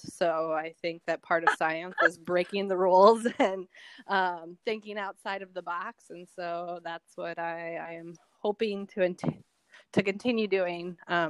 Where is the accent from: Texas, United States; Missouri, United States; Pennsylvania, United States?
Missouri, United States; southeastern; I grew up in southeastern Missouri, so a very, very rural area of the state.